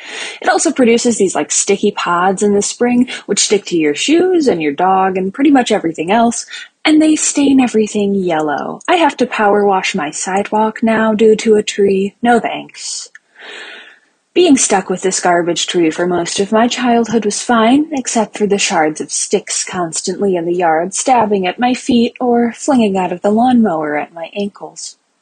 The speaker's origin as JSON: {"language": "English", "region": "Ohio", "country": "United States", "tie": "born or raised there", "said": "I am from Ohio"}